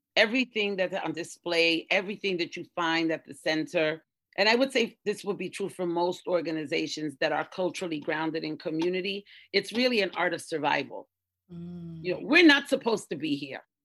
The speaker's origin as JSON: {"language": "English", "town": "New York City", "region": "New York", "country": "United States", "also_born_or_lived": "East Harlem, New York", "said": "I'm from the Bronx in New York, originally born in East, born in East Harlem, Spanish Harlem"}